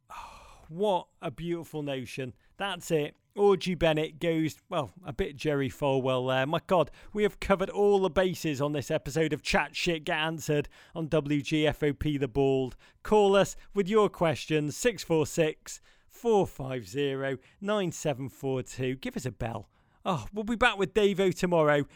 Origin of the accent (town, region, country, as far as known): Liverpool, North West England, United Kingdom; moved away as an adult; also born or lived in Chicago; now in New York City, United States